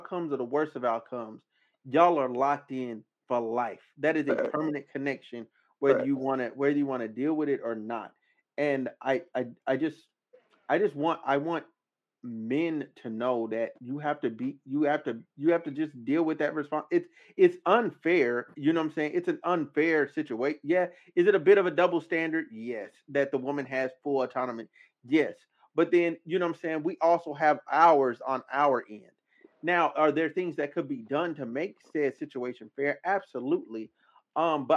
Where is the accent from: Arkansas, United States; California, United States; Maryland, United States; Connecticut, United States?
Arkansas, United States; I'm from Arkansas